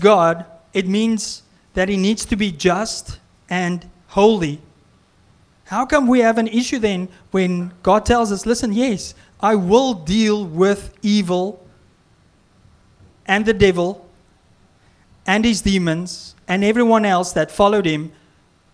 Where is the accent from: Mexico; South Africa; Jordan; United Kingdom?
South Africa; now in Canada; I'm from South Africa